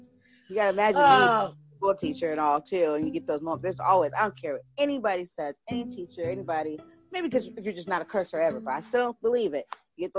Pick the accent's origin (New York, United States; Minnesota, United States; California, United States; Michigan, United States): California, United States; San Diego; San Diego, California.